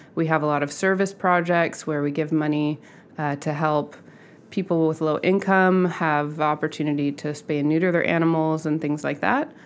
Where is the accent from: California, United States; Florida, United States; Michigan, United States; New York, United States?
California, United States; Southern; I grew up in Southern California, um, in a suburb